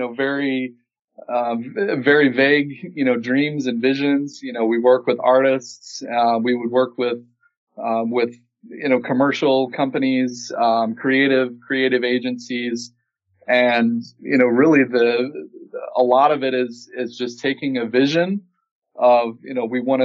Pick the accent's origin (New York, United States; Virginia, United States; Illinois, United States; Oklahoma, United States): Illinois, United States; Peoria; my hometown, Peoria, Illinois